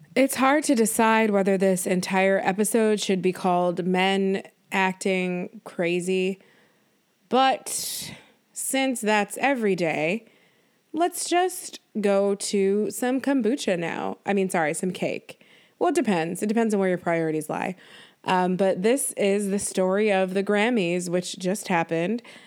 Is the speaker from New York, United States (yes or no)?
yes; Buffalo, New York, United States; growing up in Buffalo, New York